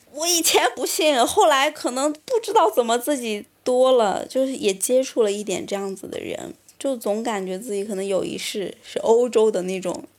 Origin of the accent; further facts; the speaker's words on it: China; 我来自中国，然后家里也有个美术馆